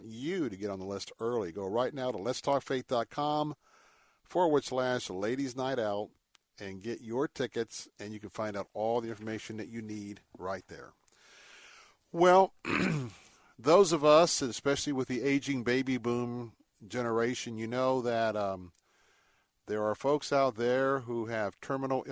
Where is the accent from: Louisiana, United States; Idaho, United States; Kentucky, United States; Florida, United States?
Florida, United States; Tampa; I grew up in Tampa